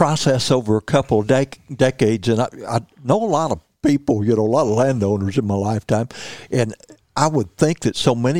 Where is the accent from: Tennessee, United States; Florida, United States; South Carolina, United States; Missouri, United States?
Missouri, United States; Missouri Bootheel, United States; because I grew up in the Missouri Boot Hill